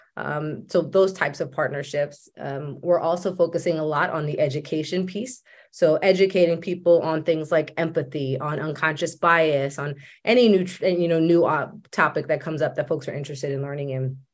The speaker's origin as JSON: {"language": "English", "region": "Maryland", "country": "United States", "tie": "born or raised there", "said": "I was raised in Maryland."}